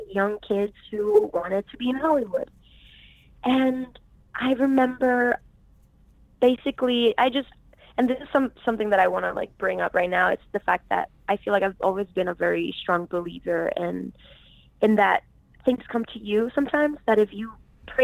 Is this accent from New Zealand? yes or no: no; Puerto Rico; I'm originally from Puerto Rico, born and raised